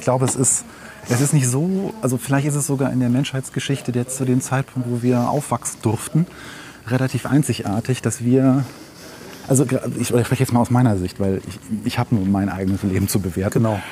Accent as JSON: {"language": "German", "country": "Germany", "tie": "born or raised there", "said": "ich bin in Slowenien nicht aufgewachsen. Ich bin in Deutschland geboren, als mein Vater ausgewandert ist"}